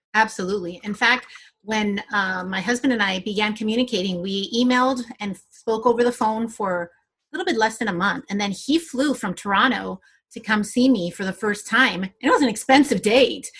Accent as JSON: {"language": "English", "region": "California", "country": "United States", "also_born_or_lived": "Senegal", "moved": "as an adult", "lives_now": "Montreal, Canada", "said": "I am from California originally and I am uh, of Colombian descent"}